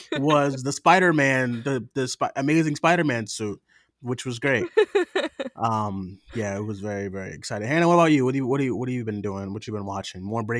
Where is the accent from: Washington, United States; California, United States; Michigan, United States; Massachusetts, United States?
Massachusetts, United States; Boston; I'm from Boston